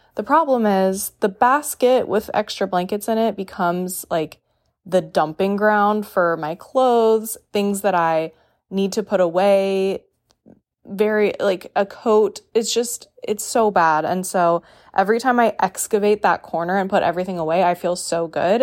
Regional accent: Raleigh, North Carolina, United States; moved away; my hometown, Raleigh

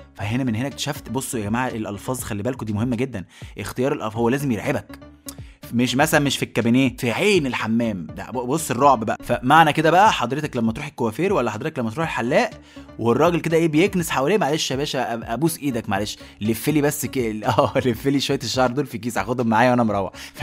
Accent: Egypt; اتخلقت في بيوتنا كمصريين وكعرب

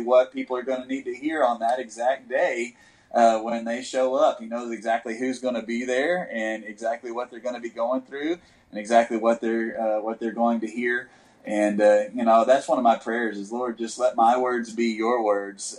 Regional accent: West Texas, United States; I grew up in West Texas

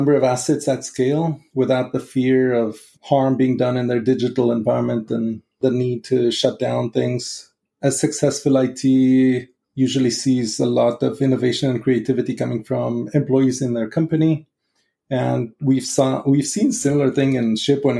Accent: Israel; moved away; just coming from growing up in Israel

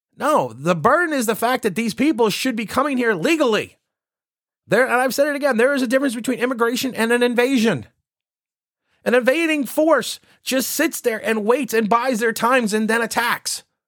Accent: United States; I am technically a second generation American. I I was my my parents were born here, and I was born here

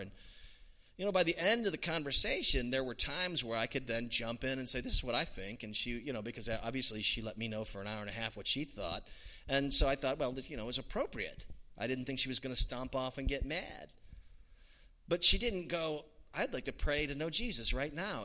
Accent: United States; as an American

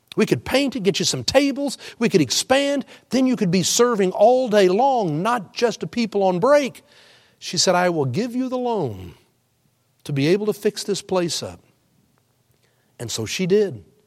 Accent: Houston, Texas, United States; I grew up in Houston, cheered for the Oilers

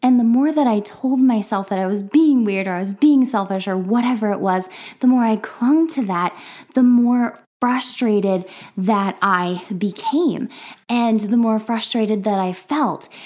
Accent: Minnesota, United States; now in Iowa, United States; I am from the Midwest, specifically from Minnesota, but currently I am hanging out in Iowa

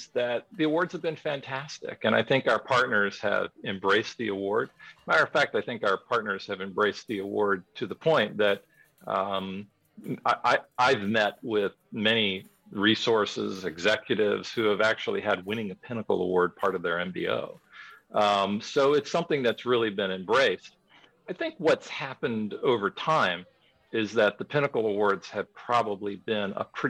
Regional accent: Miami, Florida, United States; now in Georgia, United States; I grew up in Miami, and back in those days, they didn't have a hockey team

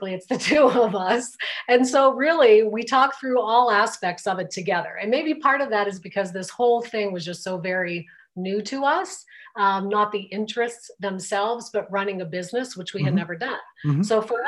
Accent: Pittsburgh, Pennsylvania, United States; now in Colorado, United States; we are from the Pittsburgh, Pennsylvania area. And so we still have a lot of family back there.

